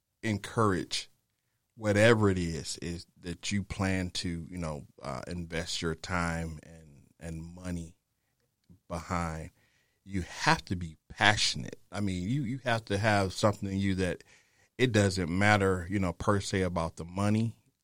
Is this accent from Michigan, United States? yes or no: yes; Detroit, Michigan, United States; now in San Antonio, United States; I'm originally from Detroit. That's my home.